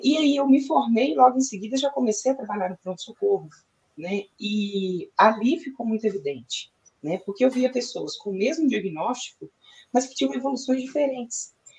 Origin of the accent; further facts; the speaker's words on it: Brazil; eu nasci aqui no Brasil, fiz a minha formação aqui no Brasil também